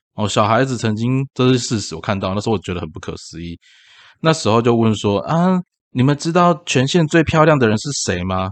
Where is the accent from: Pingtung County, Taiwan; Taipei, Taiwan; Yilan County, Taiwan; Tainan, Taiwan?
Tainan, Taiwan; 我们从台南县搬到台南市，讲白一点就是为了躲债嘛